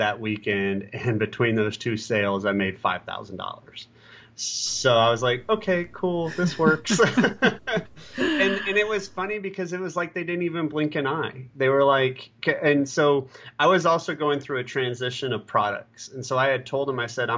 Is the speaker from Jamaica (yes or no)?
no; Columbus, Ohio, United States; my hometown of Columbus, Ohio